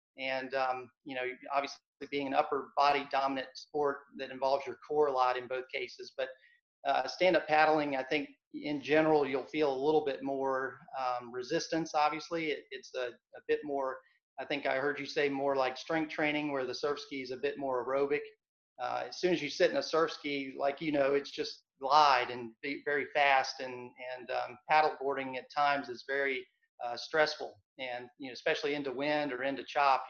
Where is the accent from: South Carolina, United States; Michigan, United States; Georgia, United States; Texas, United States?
South Carolina, United States; Hilton Head; I grew up on Hilton Head, South Carolina, not North Carolina.